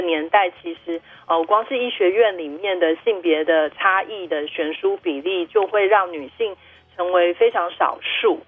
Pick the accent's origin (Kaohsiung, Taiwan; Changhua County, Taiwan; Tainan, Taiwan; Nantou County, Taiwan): Nantou County, Taiwan; Wushe; 其实我本来觉得在家里出生是因为我们那时候住在雾社山上嗯，交通不方便，医疗不方便的关系